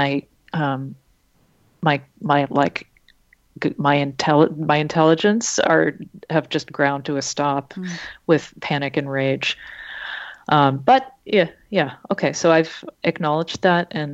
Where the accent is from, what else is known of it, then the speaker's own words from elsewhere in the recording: Boston, Massachusetts, United States; growing up in Boston, which is a very white place